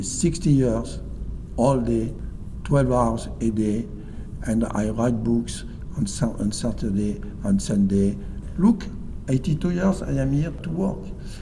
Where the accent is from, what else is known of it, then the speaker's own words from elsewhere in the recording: France; English is a second language; In France, we build the best plane in the world.